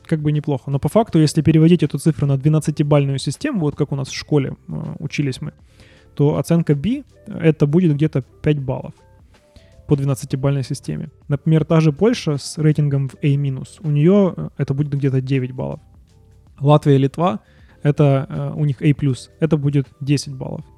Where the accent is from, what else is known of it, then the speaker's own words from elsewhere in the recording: Ukraine; moved away as an adult; now in Canada; мы уехали из Украины.